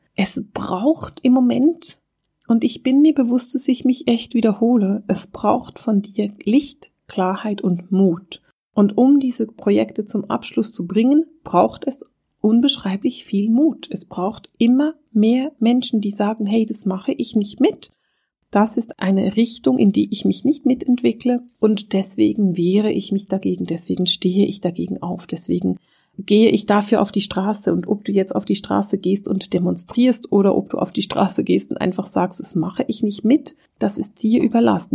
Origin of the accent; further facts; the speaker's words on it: Switzerland; bei uns in der Schweiz